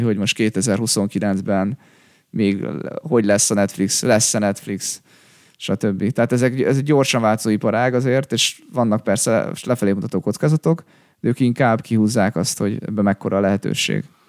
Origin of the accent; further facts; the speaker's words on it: Hungary; így magyarként